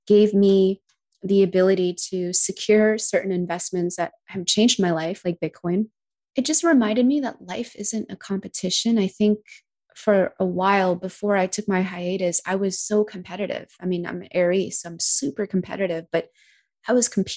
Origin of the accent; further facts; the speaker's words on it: United States; being American